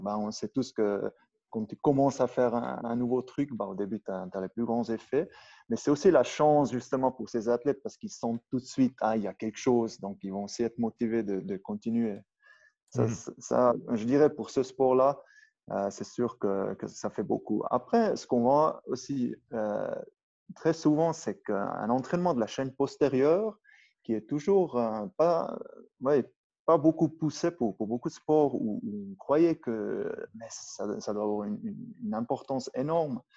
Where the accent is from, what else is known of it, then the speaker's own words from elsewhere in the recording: Brig, Valais, Switzerland; accent: Upper Valais German; first language Swiss German (Upper Valais dialect); French is a second language; also born or lived in Goms valley; la vallée de Gonche. Et puis j'ai grandi à Brigue.